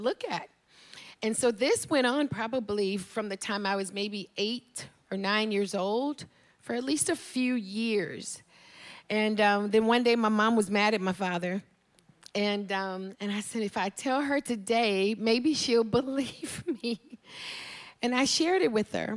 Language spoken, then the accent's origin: English; Dallas, Texas, United States; also born or lived in Houston, Texas; I grew up in Houston, Texas. I was raised by my grandparents